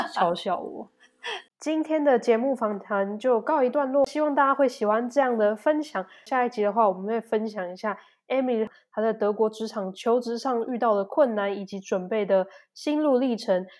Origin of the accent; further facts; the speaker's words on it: Taiwan; now in Germany; 以我台湾人的角度去对讲